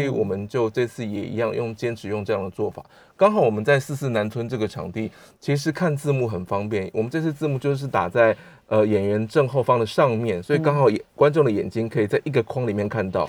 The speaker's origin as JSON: {"language": "Chinese", "country": "Taiwan", "tie": "born or raised there", "said": "但是全部都是那个我们在台湾土生土长的。"}